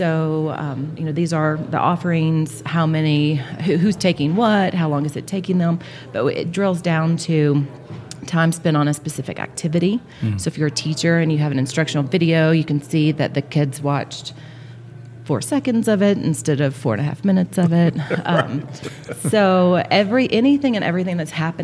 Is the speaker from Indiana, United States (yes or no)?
no; Florida, United States; I'm from Florida.